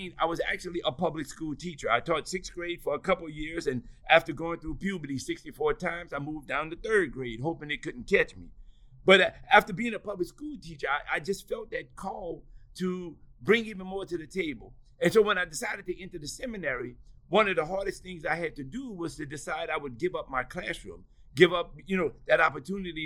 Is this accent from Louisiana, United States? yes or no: yes; New Orleans, Louisiana, United States; growing up in New Orleans, I really am a product of Catholic schools